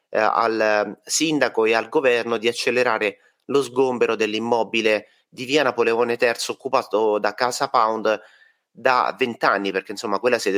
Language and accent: Italian; Ostia, Lazio, Italy; noi siamo compaesiani, siamo di Ostia, praticamente ci conosciamo tutti, no?